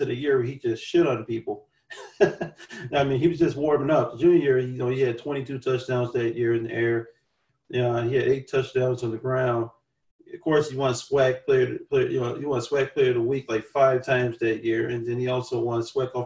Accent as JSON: {"language": "English", "town": "Chicago", "region": "Illinois", "country": "United States", "said": "being a Chicagoan"}